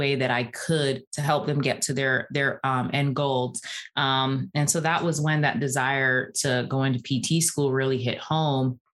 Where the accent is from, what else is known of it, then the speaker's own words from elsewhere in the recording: Barbados; also born or lived in New York; now in Atlanta, United States; I grew up in Barbados. That's where I was born and raised.